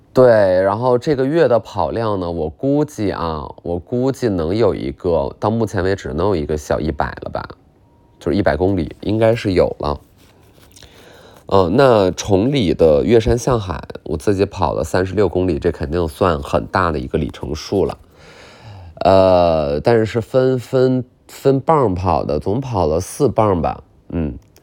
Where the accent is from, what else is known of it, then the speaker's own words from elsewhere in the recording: Qiqihar, Heilongjiang, China; 我是骑哈尔人